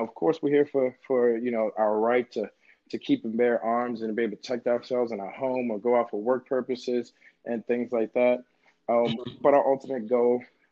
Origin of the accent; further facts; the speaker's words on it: Baltimore, Maryland, United States; I'm from Baltimore